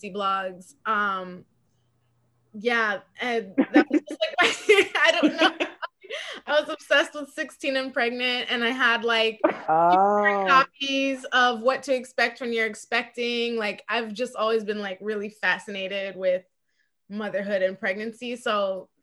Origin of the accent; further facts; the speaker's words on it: Atlanta, Georgia, United States; also born or lived in New York City; I am from Atlanta, Georgia, but I go back and forth between New York City and Georgia